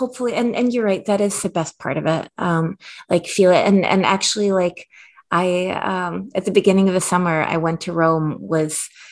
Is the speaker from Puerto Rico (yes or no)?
no; Minsk, Belarus; now in United States; I was born in Belarus